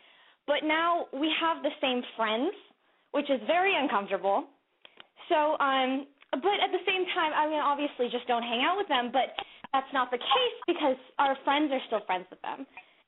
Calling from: Los Angeles, California, United States; from Los Angeles, and I'm 17.

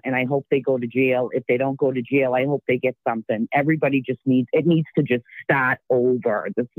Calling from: Dorchester, Massachusetts, United States

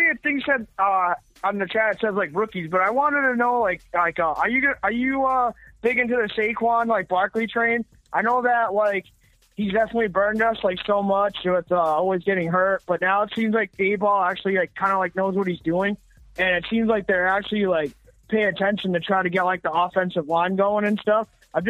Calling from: Massachusetts, United States; I'm calling from Mass.

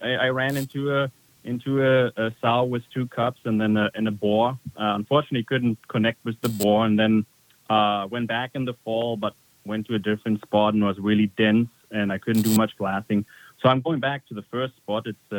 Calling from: North Dakota, United States; I'm calling from North Dakota

